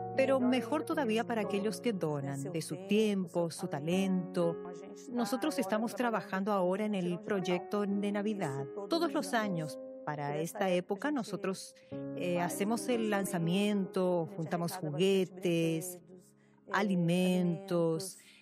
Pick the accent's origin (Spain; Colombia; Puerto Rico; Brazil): Brazil; Jacareí, São Paulo; soy yacariense